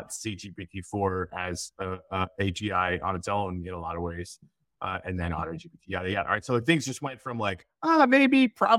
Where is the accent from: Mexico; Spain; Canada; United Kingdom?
Canada; Canadian Arctic; now in Florida, United States; I grew up in the Canadian Arctic, and now I live in Florida.